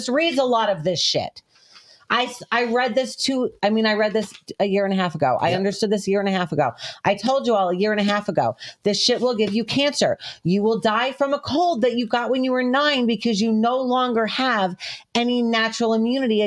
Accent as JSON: {"language": "English", "region": "New York", "country": "United States", "also_born_or_lived": "Connecticut", "accent": "New York", "moved": "yes", "lives_now": "Georgia, United States", "said": "My New York accent's coming out all of a sudden"}